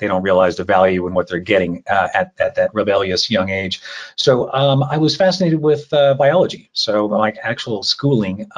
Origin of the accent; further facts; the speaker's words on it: Oklahoma, United States; I grew up in Oklahoma as a farm kid